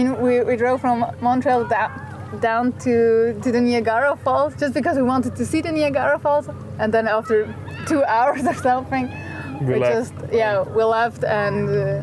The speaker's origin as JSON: {"language": "English", "country": "Switzerland", "said": "this is my boyfriend Nicholas, and we're from Switzerland."}